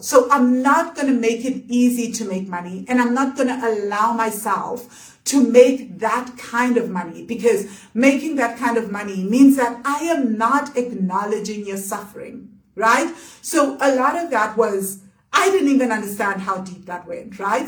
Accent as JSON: {"language": "English", "country": "South Africa", "tie": "born or raised there", "said": "we were growing up in South Africa that was capitalist"}